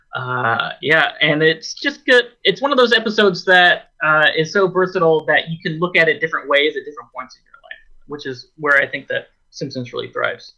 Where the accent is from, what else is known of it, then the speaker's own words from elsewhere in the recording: Oregon, United States; a small town that I grew up in in Oregon